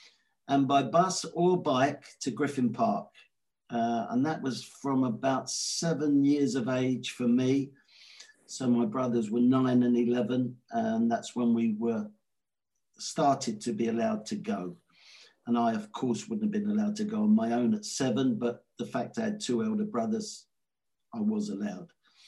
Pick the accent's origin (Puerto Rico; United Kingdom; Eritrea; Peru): United Kingdom; Northolt, London; I grew up in West London, not North London, in a place called Northolt. My mother's family were from Ealing. They were the Barwick family and actually quite notorious in that area. My father's family were from Hounslow.